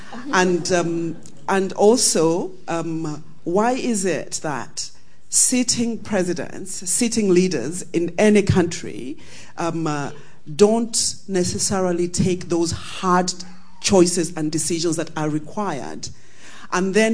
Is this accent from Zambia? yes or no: yes; Zambia; I'm from Zambia